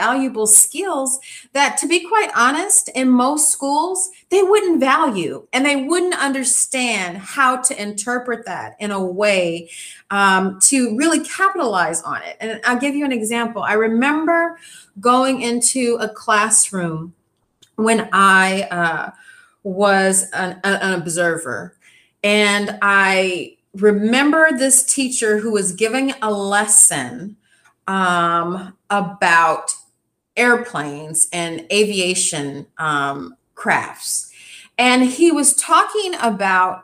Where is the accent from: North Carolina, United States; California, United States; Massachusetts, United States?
California, United States; Inglewood; we grew up near Inglewood and Holly Park Racetrack